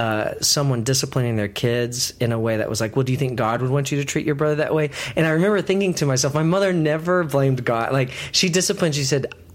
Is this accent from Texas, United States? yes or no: yes; Texas, United States; I grew up in Texas